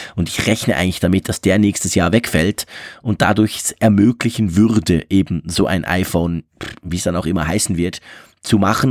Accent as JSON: {"language": "German", "country": "Switzerland", "said": "ich als Schweizer"}